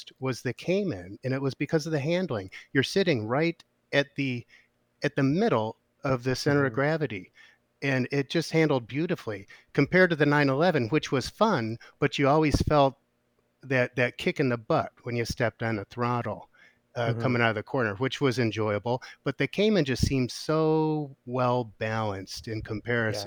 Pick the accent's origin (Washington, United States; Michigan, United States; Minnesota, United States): Michigan, United States; Detroit; moved away; I grew up in the Detroit area